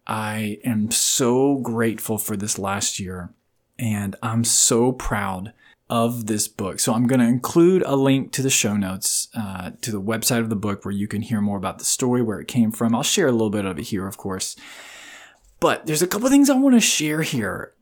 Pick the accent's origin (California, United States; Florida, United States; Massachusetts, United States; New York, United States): Florida, United States; Riverview; I grew up in Florida in this lit, what was then a very small town called Riverview. About forty-five minutes outside of Tampa